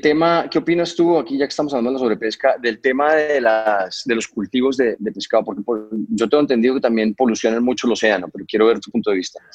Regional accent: Cartagena, Bolívar, Colombia; Lugares donde yo crecí, eh, por ejemplo, en Colombia, en las Islas del Rosario, en Cartagena

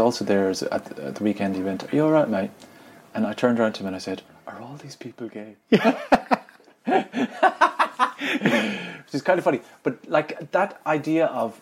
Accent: Ireland; I'm from Ireland

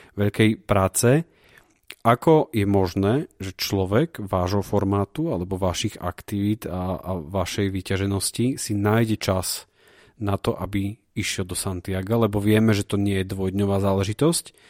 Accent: Prešov, Prešov Region, Slovakia; ja som zo Siliska 3

